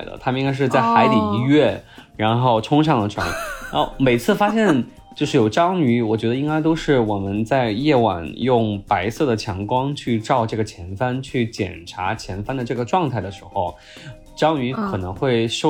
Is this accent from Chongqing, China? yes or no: yes; Chongqing, China; 我可以这样讲，就是我作为一个重庆人啊，重庆夏天四十三度、四十四五度的这个高温，我们也受过，对吧？